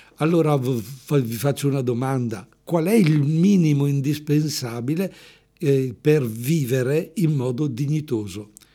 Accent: Erbusco, Lombardy, Italy; io sono originario di Spina del Busco

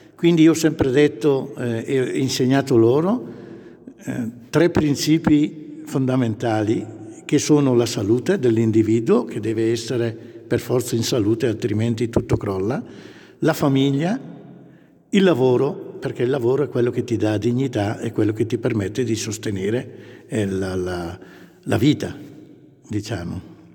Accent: Pompiano, Lombardy, Italy; moved away as an adult; now in Maclodio, Italy; io sono originario di Pompiano, sempre provincia di Brescia

